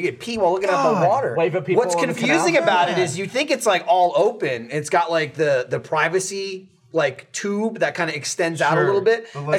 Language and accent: English; Middlesex, New Jersey, United States; moved away; I grew up in Middlesex, New Jersey.